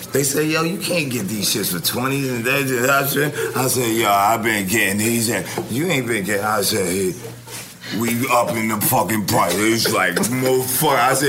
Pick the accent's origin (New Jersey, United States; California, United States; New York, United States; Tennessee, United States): New York, United States; New York City; I was from Washington Heights. I was Dominican.